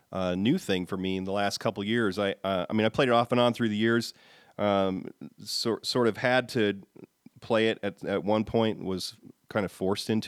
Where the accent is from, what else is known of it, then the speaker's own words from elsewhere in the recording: Ohio, United States; also born or lived in Texas; formative years were in Texas, San Antonio, Dallas, that kind of thing, and then migrated to Ohio. Spent most of my youth in Ohio